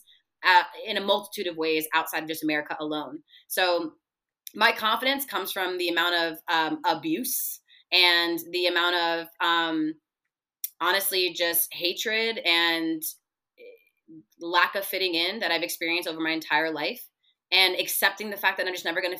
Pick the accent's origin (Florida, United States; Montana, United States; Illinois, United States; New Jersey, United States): Florida, United States; Broward County; also born or lived in Kendall, Miami; I early on in the first couple years of my life moved up north a little bit to Broward County, and the area I lived in, it was predominantly white